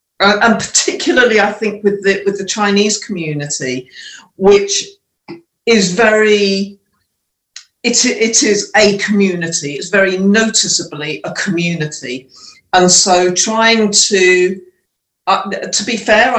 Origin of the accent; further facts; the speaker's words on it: Leicester, East Midlands, United Kingdom; also born or lived in Scunthorpe; we were growing up in Leicester, it was fine. There was multiracial, lots of other ethnicities there, a big Indian population. So I felt different, but it wasn't too bad at all.